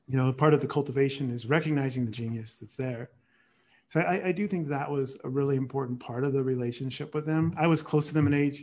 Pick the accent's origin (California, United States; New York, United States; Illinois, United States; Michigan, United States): California, United States; San Jose; I grew up in the Bay Area